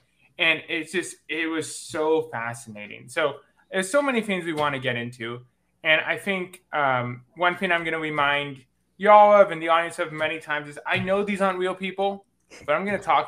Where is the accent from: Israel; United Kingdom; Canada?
Canada; now in United States; I was born and raised in Canada. I am Indian descent, but I've always had that kind of divide that you talk about in this book, where it's like, I'm not from India. I don't speak the language.